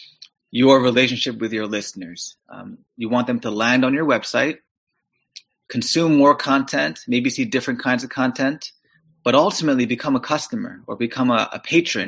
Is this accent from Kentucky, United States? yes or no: no; New York City, New York, United States; moved away as an adult; also born or lived in Kew Gardens, Queens; now in Pittsburgh, United States; I'm from New York City originally too